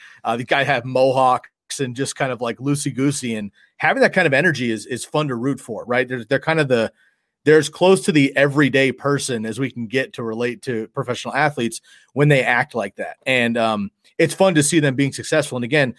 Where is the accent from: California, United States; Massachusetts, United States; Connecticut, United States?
California, United States; Bay Area; I grew up in the Bay Area